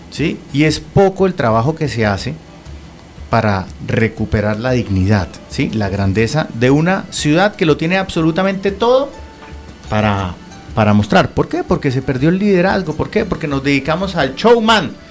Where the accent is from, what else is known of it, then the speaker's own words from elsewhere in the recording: Barrancabermeja, Santander, Colombia; also born or lived in Bucaramanga; Sí, yo crecí entre Barranca Bermeja, yo nací en Barranca Bermeja, ¿sí? Y Bucaramanga, mi papá nació y murió en esta, en esta ciudad.